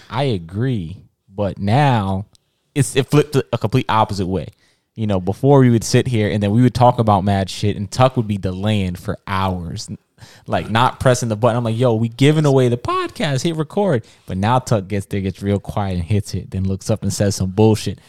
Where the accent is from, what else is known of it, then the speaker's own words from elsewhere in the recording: Jamaica; I'm Jamaican